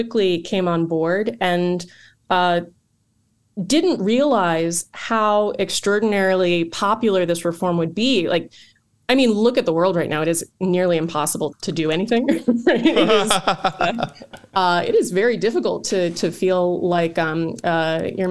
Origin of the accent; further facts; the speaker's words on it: Rockville, Maryland, United States; now in Silver Spring, United States; I am actually from Rockville, Maryland